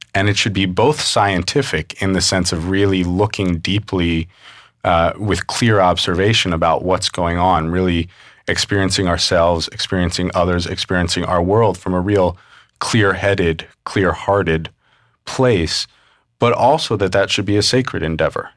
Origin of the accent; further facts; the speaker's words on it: New York City, New York, United States; I grew up mostly in New York City